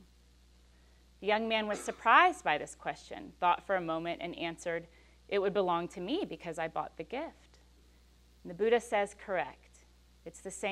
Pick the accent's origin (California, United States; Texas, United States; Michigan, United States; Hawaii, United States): Texas, United States; West University Place; I grew up in West U